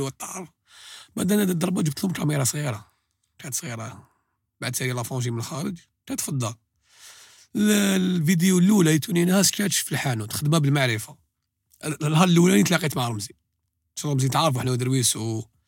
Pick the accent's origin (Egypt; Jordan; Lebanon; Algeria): Algeria; حنا جزائريين